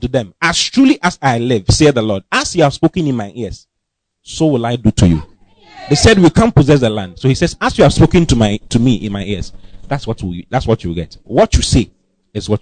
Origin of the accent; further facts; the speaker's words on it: Accra, Greater Accra, Ghana; moved away as an adult; also born or lived in Kumasi / Kema; now in Accra, Ghana; I was born and bred in Accra